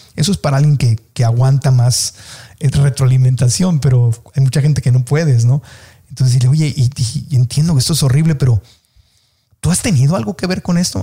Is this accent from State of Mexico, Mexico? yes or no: no; Tijuana, Baja California, Mexico; moved away; yo soy de Tijuana, y cuando viví en Tijuana y yo era niño, pues la gente en mi familia hablaban así